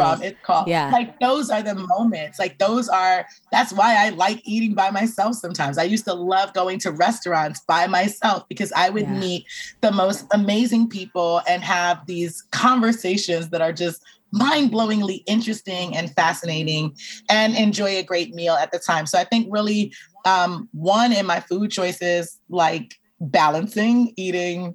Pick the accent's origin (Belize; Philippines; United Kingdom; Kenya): Belize; I'm originally from Belize. Like, I'm from a very, very large diaspora Caribbean family